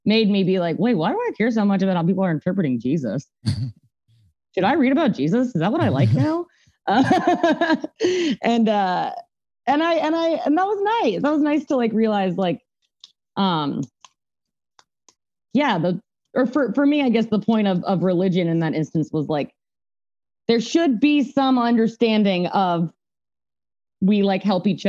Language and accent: English; Atlanta, Georgia, United States; I was raised here in the South and never left my fucking hometown